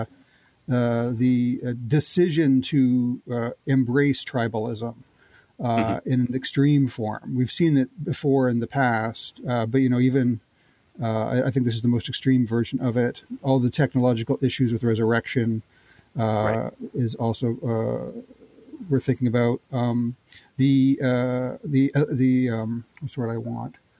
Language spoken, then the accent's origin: English; Canada; as a Canadian uh, growing up in the 80s